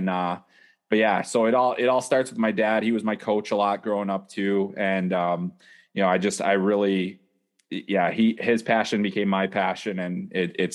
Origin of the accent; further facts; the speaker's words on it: Chicago, Illinois, United States; I was kind of growing up on the South Side, and I started skating at a young age